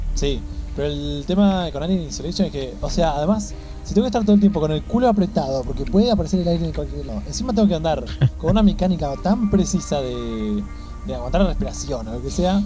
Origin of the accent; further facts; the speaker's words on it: Argentina; lo pienso como argentino